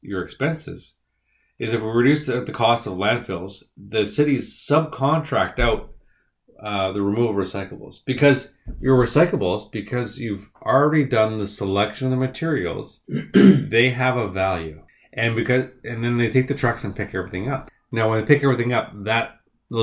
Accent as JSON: {"language": "English", "town": "Winnipeg", "region": "Manitoba", "country": "Canada", "moved": "as an adult", "said": "I'm from Winnipeg."}